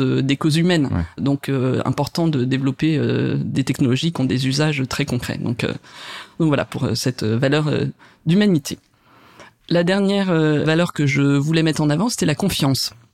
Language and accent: French; France; quand on est français